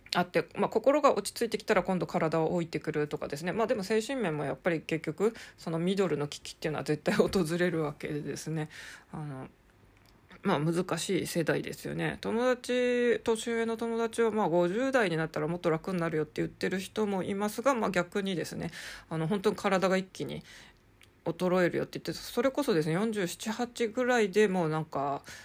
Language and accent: Japanese; Hokkaido, Japan; now in Tokyo, Japan; どさんこ